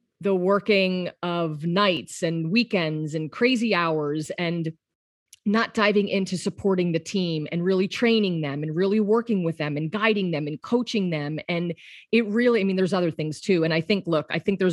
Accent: Pennsylvania, United States; now in Los Angeles, United States; I'm from Pennsylvania

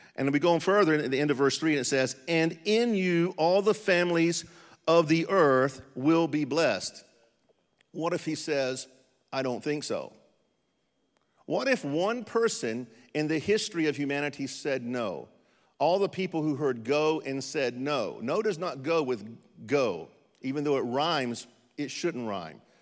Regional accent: North Carolina, United States; moved away; also born or lived in Ukraine; I'm from North Carolina, where English is actually a second language

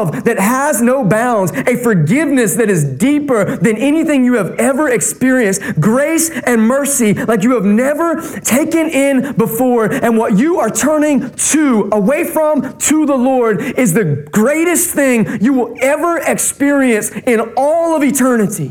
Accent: North Carolina, United States; I grew up in North Carolina

